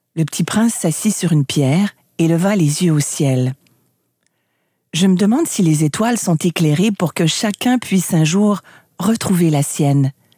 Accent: Canada; Chez moi au Canada

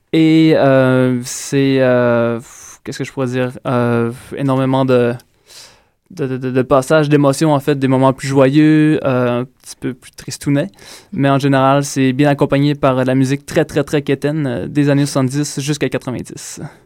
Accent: Quebec, Canada; also born or lived in Ontario; je suis natif de l'Ontario et j'ai grandi au Saguenay-Lac-Saint-Jean

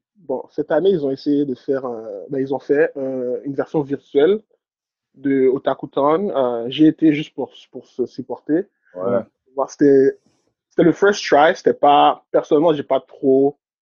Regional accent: Haiti; now in Canada; je suis né en Haïti

